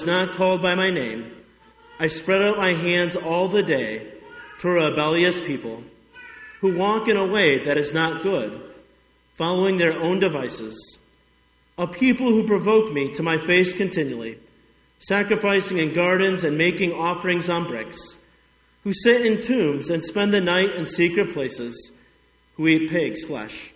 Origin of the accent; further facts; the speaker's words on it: Highland, Indiana, United States; moved away as an adult; also born or lived in Wausau, Nebraska / Montana / Chattanooga, Tennessee; my hometown of Highland, Indiana